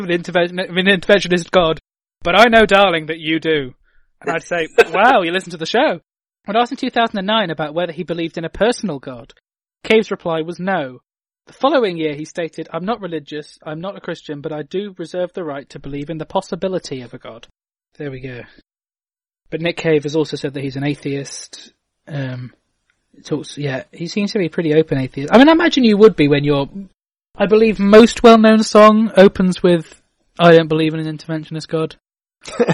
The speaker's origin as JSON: {"language": "English", "country": "United Kingdom", "said": "I'm British"}